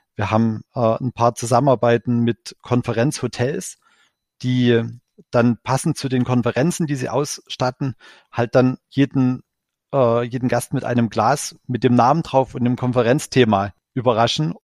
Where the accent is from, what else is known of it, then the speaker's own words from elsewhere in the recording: Ore Mountains, Saxony, Germany; Ich komme äh, gebürtig selbst aus dem Erzgebirge